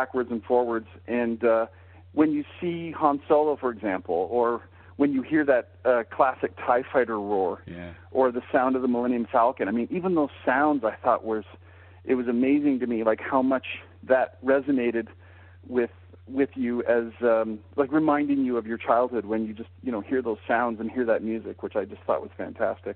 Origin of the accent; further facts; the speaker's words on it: Calgary, Alberta, Canada; growing up in Calgary, Canada